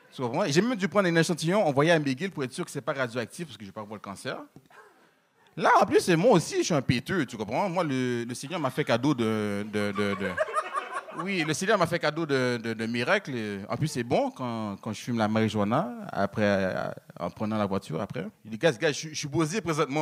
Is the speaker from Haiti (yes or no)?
yes; Haiti; moved away; je suis haïtien